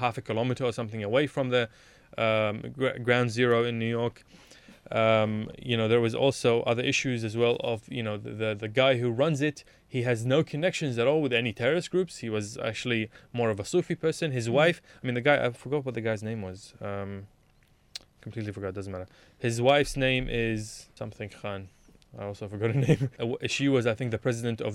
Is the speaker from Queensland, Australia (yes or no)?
no; Melbourne, Victoria, Australia; moved away as an adult; now in Sydney, Australia; I was from Melbourne. I still am a Melbourneite even though I live in Sydney.